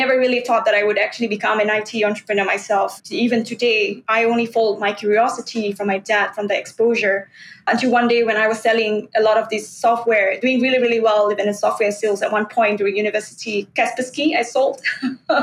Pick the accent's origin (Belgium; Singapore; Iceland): Singapore; I grew up in an industrial town, Yishun Street 22, Avenue 6.